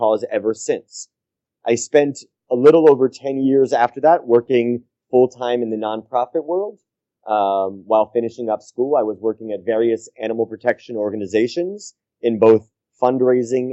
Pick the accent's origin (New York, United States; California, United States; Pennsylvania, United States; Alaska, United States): New York, United States; New York City; I grew up in New York City in the United States